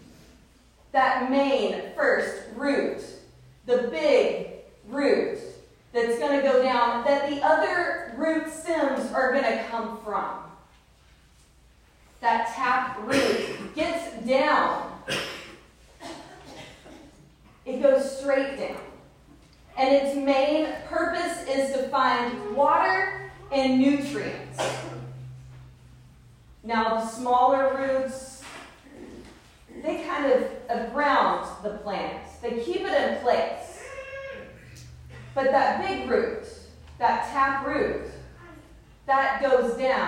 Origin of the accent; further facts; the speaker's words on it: the South, United States; I grew up in the South